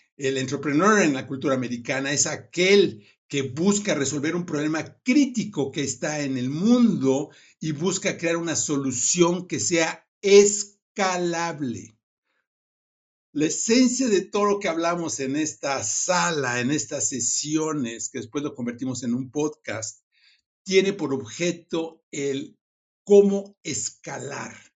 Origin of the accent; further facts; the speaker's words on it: Mexico; moved away as an adult; now in Silicon Valley, United States; soy mexicano, hace 20 años eh, me fui al Silicon Valley